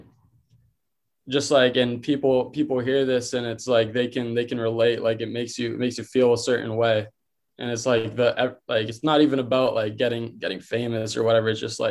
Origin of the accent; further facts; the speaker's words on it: Boston, Massachusetts, United States; We're from Boston